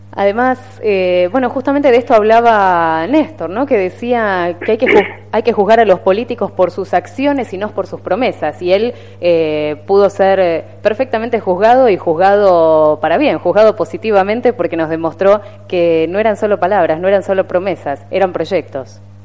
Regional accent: Argentina; vivamos en este país

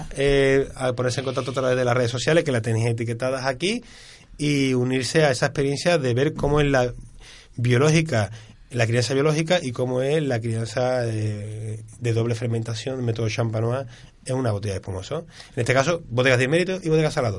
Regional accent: Seville, Andalusia, Spain; Yo que soy de, la Trinidad y que soy de la, de la Macarena, del barrio de la Macarena

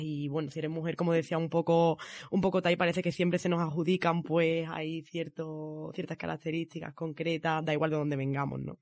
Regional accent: Arcos de la Frontera, Andalusia, Spain; accent: ceceo; moved away as an adult; now in Madrid, Spain; gaditana como la mala, de Arcos de la Frontera

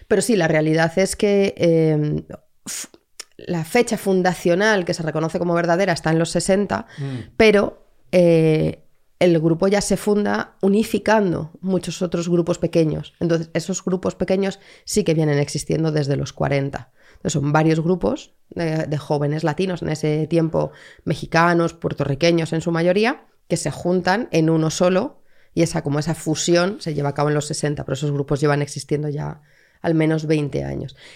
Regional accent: Madrid, Community of Madrid, Spain; Pero soy de Madrid de toda la vida.

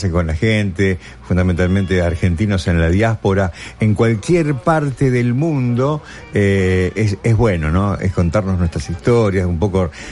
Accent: New York, United States; de New York.

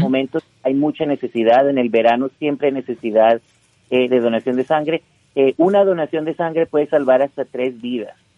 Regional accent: Utah, United States; also born or lived in Colombia; crecí aquí en Utah, soy de origen colombiano

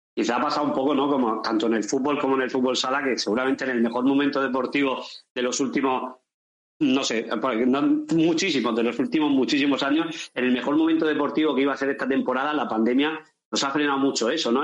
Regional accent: Cartagena, Region of Murcia, Spain; somos cartageneros

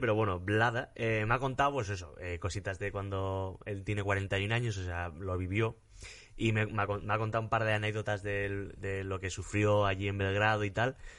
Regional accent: Basque Country, Spain; yo soy vasco

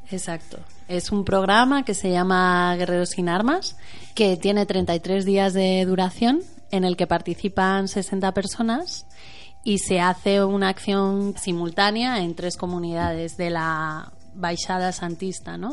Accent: San Sebastián de los Reyes, Community of Madrid, Spain; moved away; yo soy originariamente de San Sebastián de los Reyes

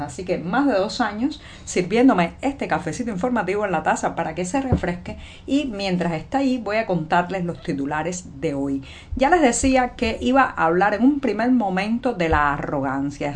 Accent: Cuba; cubana, ciudadana, periodista

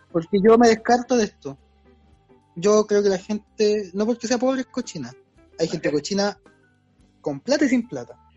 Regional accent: Maipú, Santiago Metropolitan Region, Chile; also born or lived in San Miguel; now in Providencia, Chile; Luego en Maipú, que es donde me crié también

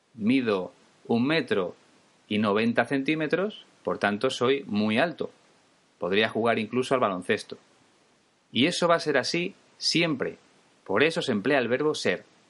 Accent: Spain; Yo soy español, es mi caso, y voy a seguir siéndolo siempre

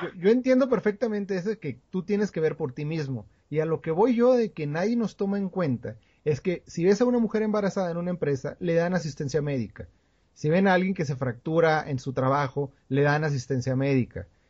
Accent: Coahuila, Mexico; nosotros somos de Coahuila

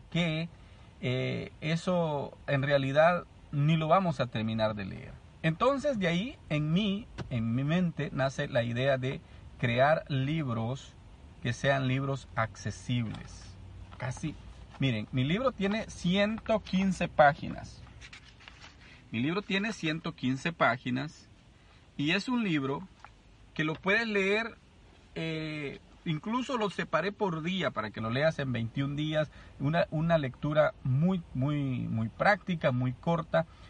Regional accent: El Salvador; yo vengo del Salvador

